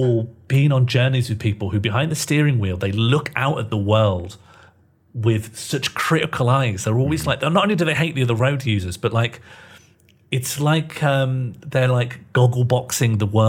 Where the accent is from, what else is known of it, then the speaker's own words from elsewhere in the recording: Birmingham, West Midlands, United Kingdom; where I grew up in Birmingham